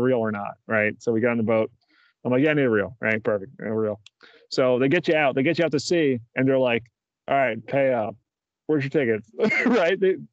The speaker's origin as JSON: {"language": "English", "region": "New Jersey", "country": "United States", "tie": "born or raised there", "moved": "yes", "said": "my home state of New Jersey"}